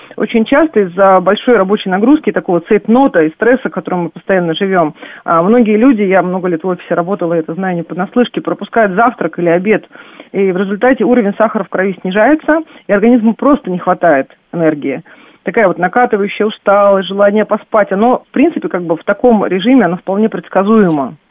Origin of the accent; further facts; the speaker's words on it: Saint Petersburg, Russia; я сама родилась в Санкт-Петербурге